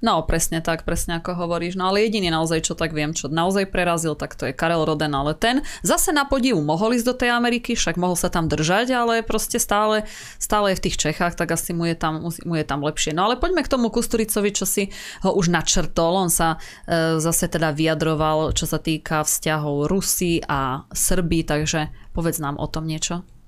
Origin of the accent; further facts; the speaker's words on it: eastern Slovakia, Slovakia; máme nedaleko osady, hej, u nás na východe